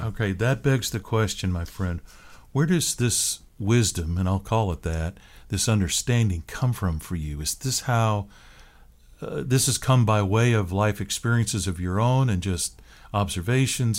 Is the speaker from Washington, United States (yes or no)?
yes; Seattle, Washington, United States; moved away; I grew up in the Seattle area